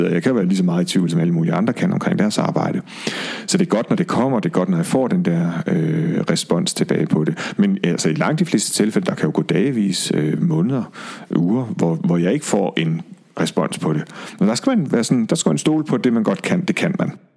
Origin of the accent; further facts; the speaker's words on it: Aalborg, North Denmark Region, Denmark; moved away; Jeg er fra Aalborg